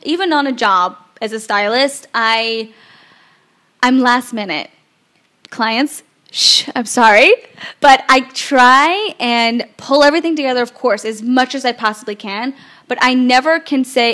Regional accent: Memphis, Tennessee, United States; I'm from Memphis, Tennessee

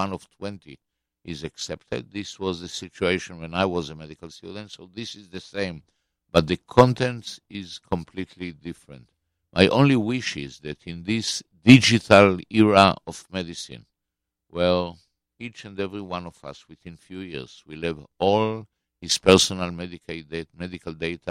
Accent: Israel; When I was born in Israel of 1948, 5 weeks after the declaration of statehood

